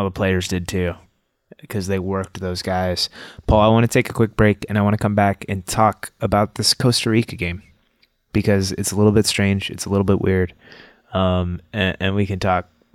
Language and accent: English; Canada; Canada, my home country